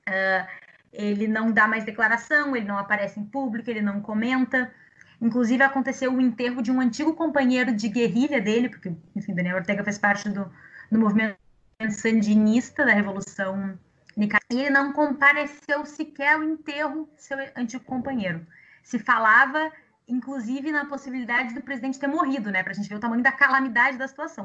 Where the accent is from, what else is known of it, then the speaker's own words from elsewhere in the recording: Brazil; Nós somos brasileiros